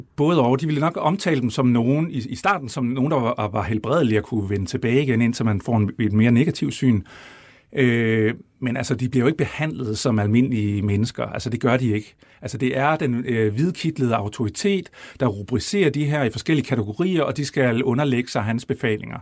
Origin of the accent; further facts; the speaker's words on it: Brejning, Southern Denmark, Denmark; jeg er opvokset ude i Brejning, som vi kommer til at tale en masse om, imellem Vejle og Fredericia